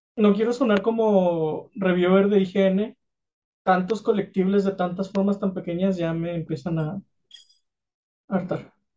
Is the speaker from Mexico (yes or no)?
yes; Mexico; somos los mexicanos